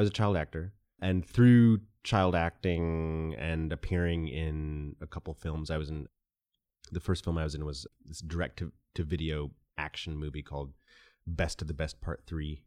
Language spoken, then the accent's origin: English; Cleveland, Ohio, United States; also born or lived in Japan; They separated when I was three. And my mom brought me to Cleveland, which is where she is from